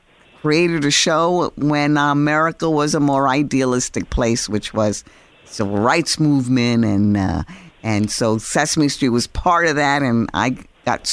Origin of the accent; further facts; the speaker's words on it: New York City, New York, United States; I'm Puerto Rican, New Yorican, actually. I was born in New York City.